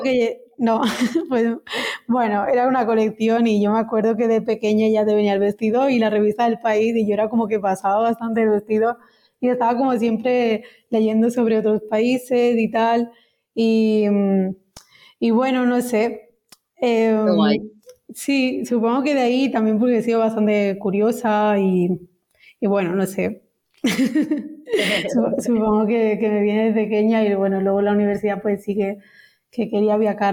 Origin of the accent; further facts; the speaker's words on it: near Vic, Osona, Barcelona, Catalonia, Spain; soy de Etona, que es un pueblecito que está al lado de Vic, en Osona, Barcelona exactamente